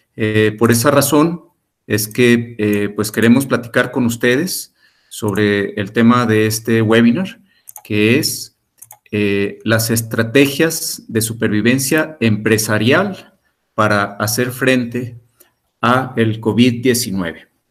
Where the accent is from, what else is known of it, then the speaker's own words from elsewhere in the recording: Mexico; Como sociedad mexicana